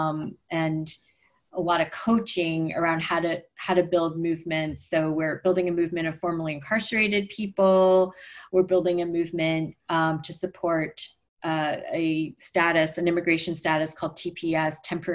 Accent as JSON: {"language": "English", "town": "Montreal", "region": "Quebec", "country": "Canada", "tie": "born or raised there", "said": "we grew up mostly in Montreal in a French-speaking suburb"}